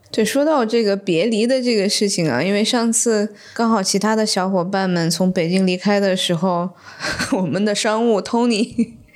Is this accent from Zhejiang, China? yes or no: no; Shenzhen, Guangdong, China; now in Beijing, China; 我是在深圳长大的